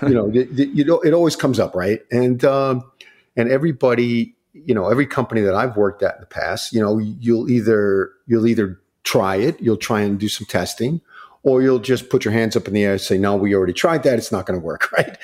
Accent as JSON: {"language": "English", "area": "Long Island", "region": "New York", "country": "United States", "tie": "born or raised there", "also_born_or_lived": "Akron, Ohio", "moved": "yes", "said": "I grew up in Long Island, New York"}